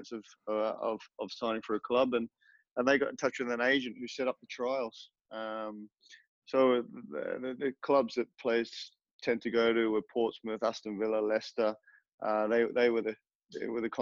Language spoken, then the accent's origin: English; Australia; also born or lived in Middlesbrough, England; now in Saudi Arabia; I am Australian